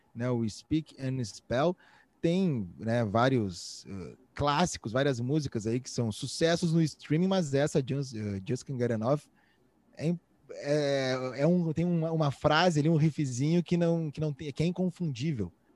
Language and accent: Portuguese; Rio Grande do Sul, Brazil; accent: gaúcho; voltei pro meu gaúcho